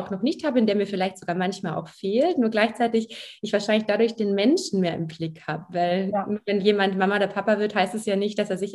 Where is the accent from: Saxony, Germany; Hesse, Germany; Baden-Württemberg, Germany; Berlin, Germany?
Baden-Württemberg, Germany; Ja, ich bin aufgewachsen am Bodensee tatsächlich, also in der Nähe von Ravensburg.